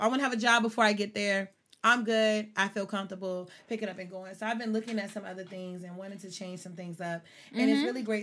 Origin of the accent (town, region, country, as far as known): Richmond, United States